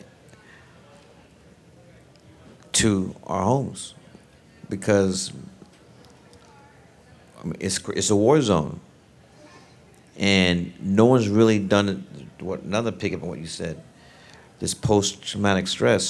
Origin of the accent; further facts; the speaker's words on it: New York City, New York, United States; I'm from Brooklyn